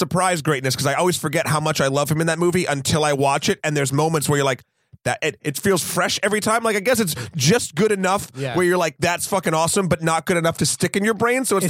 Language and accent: English; New England, United States; I'm from New England.